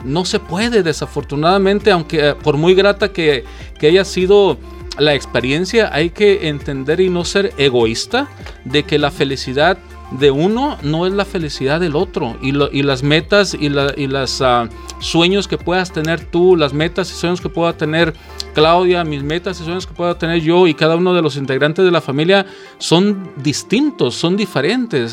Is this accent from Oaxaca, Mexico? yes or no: no; Guadalajara, Jalisco, Mexico; now in United States; yo nací en Guadalajara, Jalisco, en México, y vivo en Estados Unidos